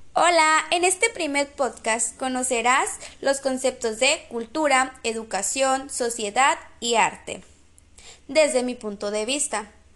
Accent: Guatabampo, Sonora, Mexico; yo soy de Guatabampo, Sonora, y mis papás me han inculcado las costumbres y tradiciones

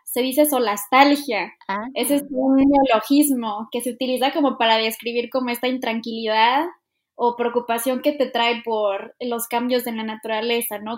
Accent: Mexico; como cultura mexicana

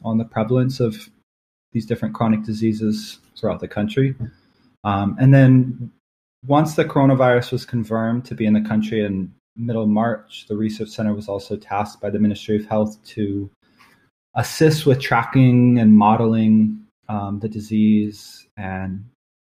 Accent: Portland, Oregon, United States; moved away as an adult; now in Barbados; I'm 27 years old and I'm from Portland, Oregon.

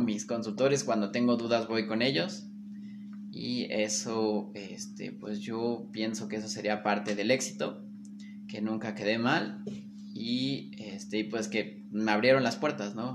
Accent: Mexico; los mexicanos podemos hacer bien las cosas

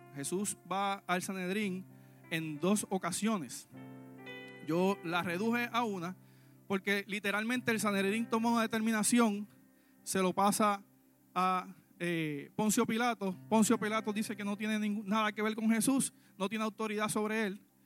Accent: Puerto Rico; Nosotros en Puerto Rico

